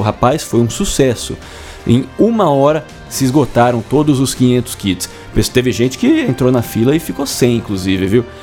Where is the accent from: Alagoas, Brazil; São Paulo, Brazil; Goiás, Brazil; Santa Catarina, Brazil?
São Paulo, Brazil; interior of; moved away as an adult; now in Londrina, Brazil; eu sou do interior de São Paulo, vim para cá faz 12